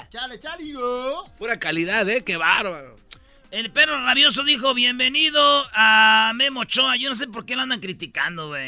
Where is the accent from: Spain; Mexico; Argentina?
Mexico; y digo yo, como buenos mexicanos, muchos dijeron, güey, no te he pagado porque pues no funciona la tarjeta